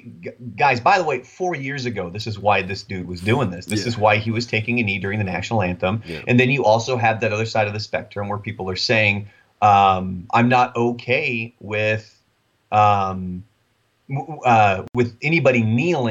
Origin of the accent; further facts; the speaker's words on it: Oregon, United States; now in Texas, United States; I grew up in Oregon.